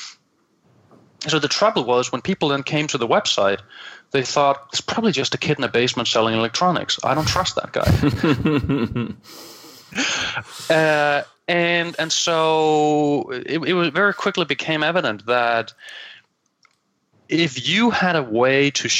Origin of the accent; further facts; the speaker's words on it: Copenhagen, Capital Region of Denmark, Denmark; accent: Danglish; English is a second language; I'm from Copenhagen, I'm from Denmark, so everybody can now enjoy my call it my Danglish.